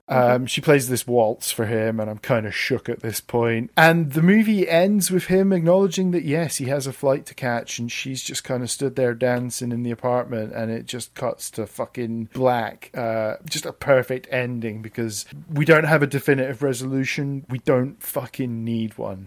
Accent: Stirling, Scotland, United Kingdom; moved away; My hometown of Stirling, Scotland

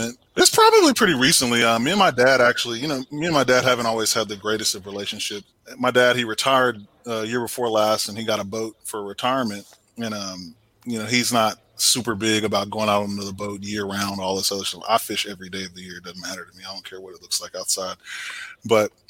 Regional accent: Temple, Texas, United States; I'm from Temple, Texas originally. So, you know, grew up fishing the Leon River and, you know, Belton Lake

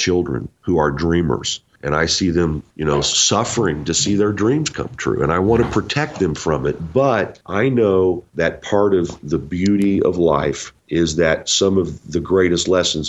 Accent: Indiana, United States; moved away; I'm originally from Indiana

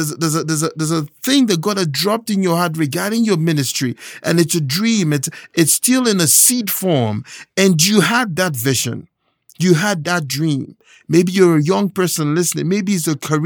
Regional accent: Nigeria; moved away; I was born and raised in Nigeria, and there's a phrase that we have back home

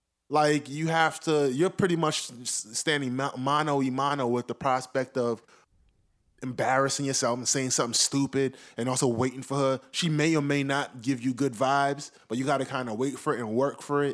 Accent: New York City, New York, United States

